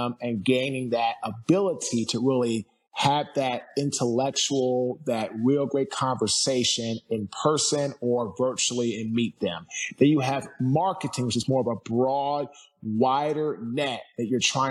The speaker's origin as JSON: {"language": "English", "town": "Washington", "region": "District of Columbia", "country": "United States", "moved": "yes", "lives_now": "Fuquay-Varina, United States", "said": "I'm from Washington, D.C. I now live in Fuquay, Barina, North Carolina"}